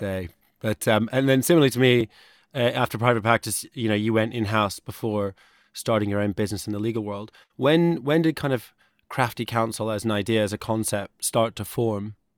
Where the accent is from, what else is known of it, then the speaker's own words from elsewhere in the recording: United States; moved away; I grew up in the States